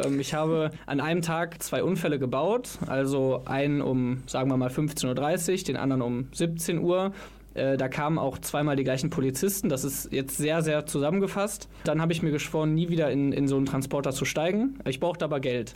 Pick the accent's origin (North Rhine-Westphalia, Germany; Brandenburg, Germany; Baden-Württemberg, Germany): North Rhine-Westphalia, Germany; Viersen; moved away as an adult; also born or lived in Mönchengladbach; now in Cologne, Germany; ursprünglich komme ich aber aus Viersen, also nicht ganz so weit weg.